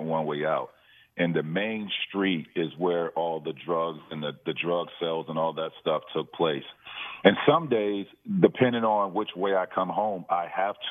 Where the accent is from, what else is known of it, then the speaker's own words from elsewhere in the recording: Auburndale, Florida, United States; I grew up in Central Florida, which is dead center in between Orlando and Tampa. It's called Arbondale, Florida